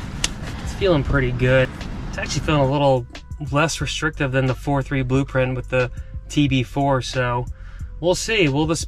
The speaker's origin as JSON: {"language": "English", "region": "East Coast", "country": "United States", "tie": "born or raised there", "said": "growing up on the East Coast"}